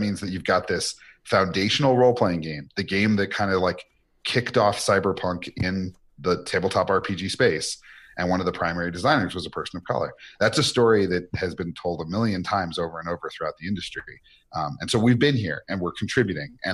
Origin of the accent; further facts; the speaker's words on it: Albuquerque, New Mexico, United States; my hometown of Albuquerque